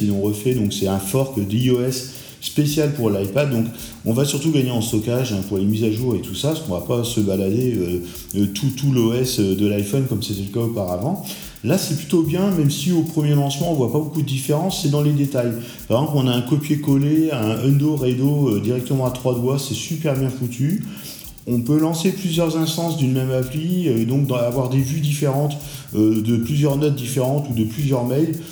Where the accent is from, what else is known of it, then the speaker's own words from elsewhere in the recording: France; chez nous en France